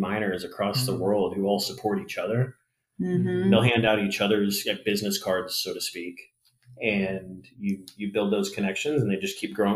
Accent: Texas Panhandle, United States; I'm from the Panhandle

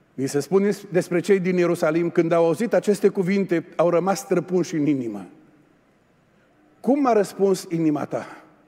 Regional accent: Oradea, Bihor County, Romania; also born or lived in England; noi suntem de la Burzuc, de la Oradea

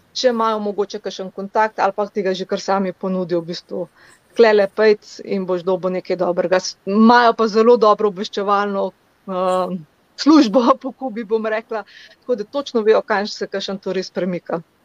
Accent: Slovenia; sem iz Slovenije

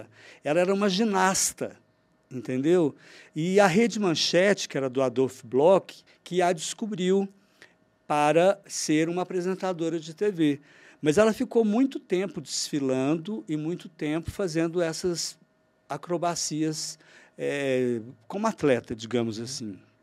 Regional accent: Uberlândia, Minas Gerais, Brazil; also born or lived in Rio de Janeiro; Naturalidade, Uberlândia, porque eu nasci aqui

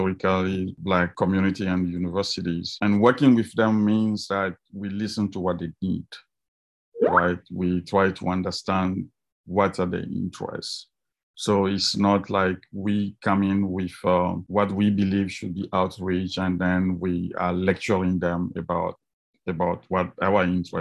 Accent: Togo; moved away as an adult; now in United States; I was born in Africa, and I did my undergraduate in Togo in West Africa before I came to the US for a master's degree in physics

